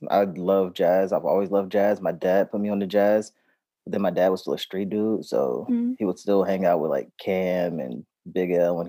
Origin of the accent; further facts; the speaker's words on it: New York City, New York, United States; also born or lived in Oakland; now in Bay Area, United States; I grew up in Harlem, but I spent almost every summer in Oakland.